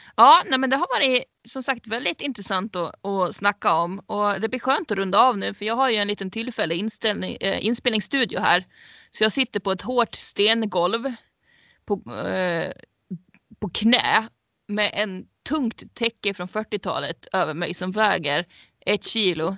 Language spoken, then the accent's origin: Swedish; Sweden; vi som svenskar